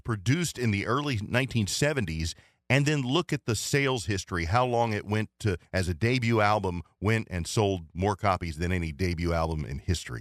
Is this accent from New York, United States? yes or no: no; Ohio, United States; now in South Carolina, United States; I grew up in Ohio